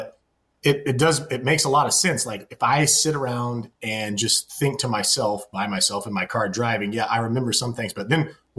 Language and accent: English; Kansas, United States; our times growing up in Kansas